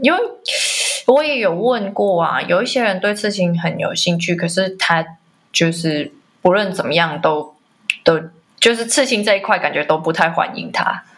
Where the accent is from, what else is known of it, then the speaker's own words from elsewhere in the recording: Macau; 我是来自澳门的，呃，艺术工作者